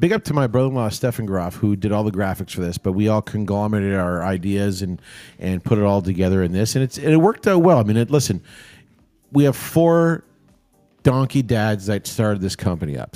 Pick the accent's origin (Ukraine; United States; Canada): Canada; Toronto, Ontario; I grew up down in Saint Clair